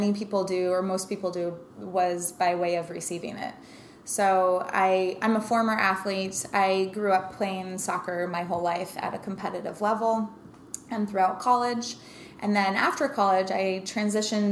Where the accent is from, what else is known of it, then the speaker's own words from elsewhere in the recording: Denver, Colorado, United States; now in New York, United States; I grew up in Denver, Colorado